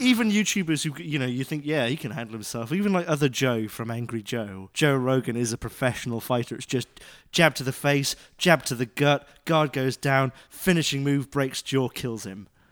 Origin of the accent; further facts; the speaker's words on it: United Kingdom; moved away; I'm British